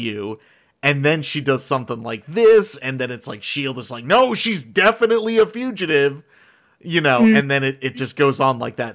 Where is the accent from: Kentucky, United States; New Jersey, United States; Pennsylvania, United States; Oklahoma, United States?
New Jersey, United States; I'm from New Jersey